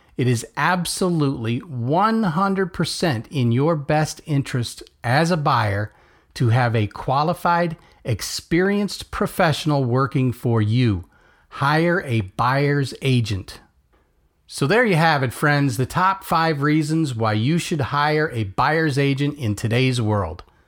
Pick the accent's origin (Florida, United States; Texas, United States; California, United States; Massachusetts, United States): Florida, United States; Melbourne; coming to you from my hometown of Melbourne, Florida